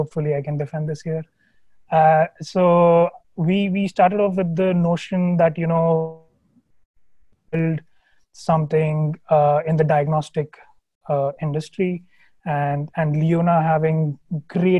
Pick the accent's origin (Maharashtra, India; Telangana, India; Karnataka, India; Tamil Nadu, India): Telangana, India; Hyderabad; moved away; I am from Hyderabad. Absolutely love that city. I was the first child to my parents